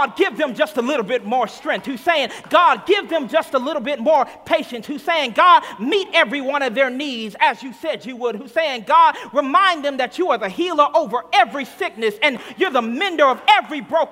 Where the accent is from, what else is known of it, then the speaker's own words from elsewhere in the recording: Arkansas, United States; moved away; I'm from Arkansas originally, and so I grew up in the South Black Baptist Church